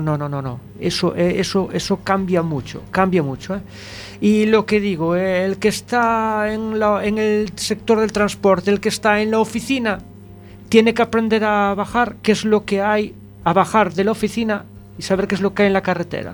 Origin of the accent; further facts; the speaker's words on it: Malpica de Bergantiños, Galicia, Spain; allá en mi tierra, allá en Malpica